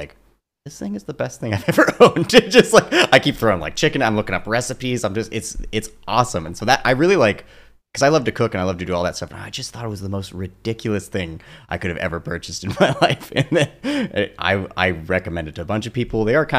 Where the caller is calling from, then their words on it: Los Angeles, California, United States; I'm calling in from sunny Silver Lake, where it's raining actually right now.